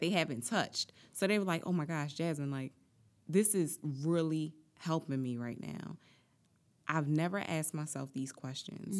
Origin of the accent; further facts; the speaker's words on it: Atlantic City, New Jersey, United States; I'm from Atlantic City, born and raised